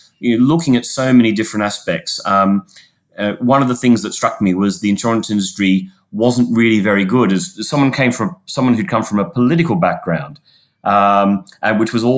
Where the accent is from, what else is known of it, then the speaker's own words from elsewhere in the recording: Sydney, New South Wales, Australia; accent: Australian; moved away as an adult; My accent becomes more Australian if we're doing well at cricket or rugby, Paul. I grew up in Sydney, a child of the 80s, and moved here in the late 90s, about 22 years ago.